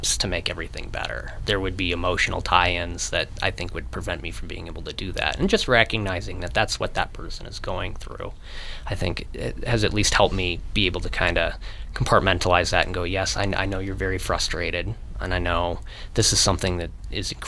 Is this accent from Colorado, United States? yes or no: yes; Monument, Colorado, United States; also born or lived in Virginia; I was born in Colorado Springs. I grew up in Monument, graduated high school at Lewis Palmer in 2008